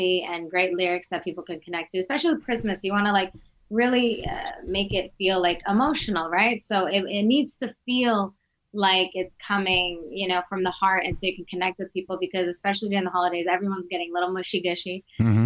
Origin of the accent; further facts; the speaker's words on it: Virginia, United States; also born or lived in Albania; Originally Albania, but, you know, I grew up in Virginia.